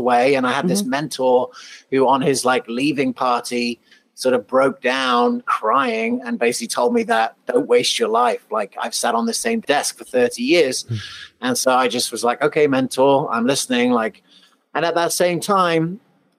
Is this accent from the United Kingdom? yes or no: yes; England, United Kingdom; moved away; also born or lived in Colorado / South Africa; I was actually born in Colorado. I grew up in England and South Africa.